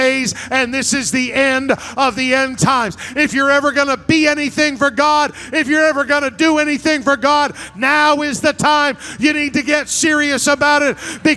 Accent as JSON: {"language": "English", "town": "Fredericton", "region": "New Brunswick", "country": "Canada", "tie": "born or raised there", "said": "I grew up in Fredericton, New Brunswick"}